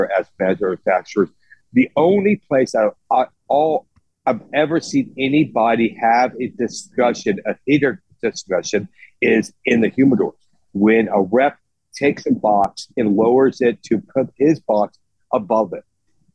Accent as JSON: {"language": "English", "town": "Tampa", "region": "Florida", "country": "United States", "said": "West Tampa is where I'm from"}